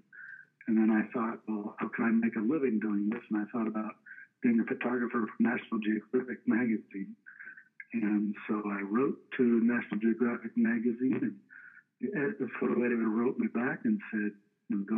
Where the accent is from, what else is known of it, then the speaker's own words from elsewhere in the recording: Bay Area, California, United States; moved away as an adult; now in Anchorage, United States; I grew up in the Bay Area of California